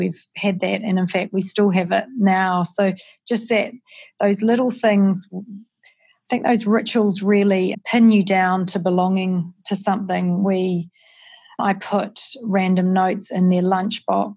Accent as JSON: {"language": "English", "town": "Palmerston North", "region": "Manawatū-Whanganui", "country": "New Zealand", "tie": "born or raised there", "moved": "yes", "lives_now": "Auckland, New Zealand", "said": "growing up in Palmerston North with two parents who were scientists"}